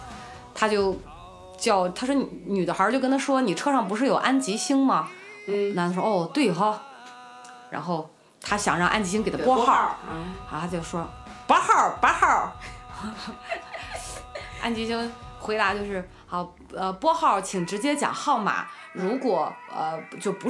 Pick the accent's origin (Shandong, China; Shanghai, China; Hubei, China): Shandong, China; Qingdao; accent: Qingdao dialect; moved away as an adult; now in Beijing, China; 我说我的青岛话这么标准，你没听出来？你我哪里像河河南的？